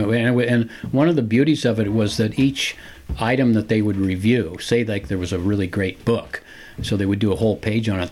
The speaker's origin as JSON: {"language": "English", "town": "San Francisco", "region": "California", "country": "United States", "tie": "born or raised there", "said": "growing up in San Francisco and and and being native Californian"}